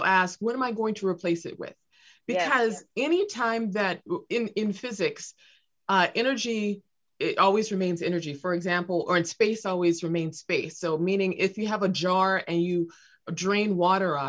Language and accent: English; Los Angeles, California, United States; I was raised near South Central Los Angeles